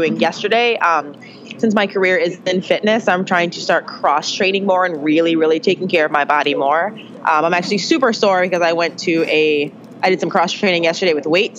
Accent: Pontiac, Michigan, United States; moved away as an adult; also born or lived in Grand Valley, Michigan; I was born in Pontiac, Michigan. I grew up about 20 minutes away from Detroit.

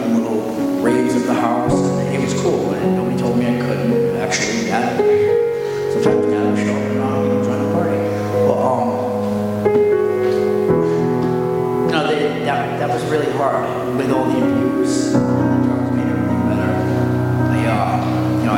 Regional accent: Coventry, Rhode Island, United States; I'm from Coventry, Rhode Island

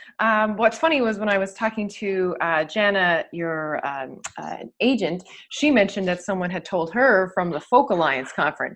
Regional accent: St. John's, Newfoundland and Labrador, Canada; I'm from St. John's. I have lived other places in the world. But when I wanted to raise my child, I wanted to raise her here. I am a lover of this place as well.

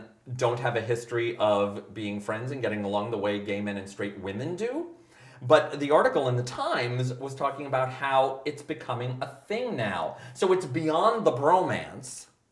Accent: New York, United States; I grew up in New York

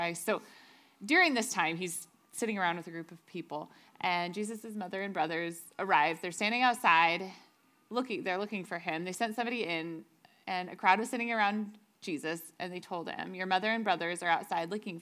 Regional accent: United States; growing up in the Tri-Cities, where my parents still live

